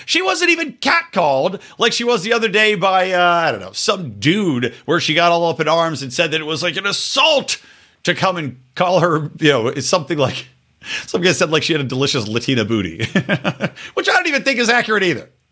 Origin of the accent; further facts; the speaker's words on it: Yardley, Pennsylvania, United States; I grew up in Yardley, Pennsylvania